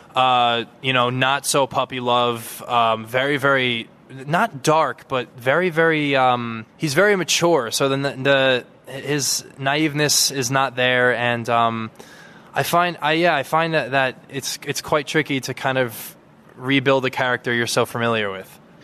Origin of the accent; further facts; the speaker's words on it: United States; I'm from the United States of America